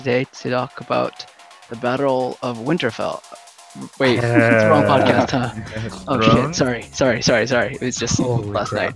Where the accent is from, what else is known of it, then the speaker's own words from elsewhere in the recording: San Jose, California, United States; I'm from San Jose, okay? I'm pretty Vietnamese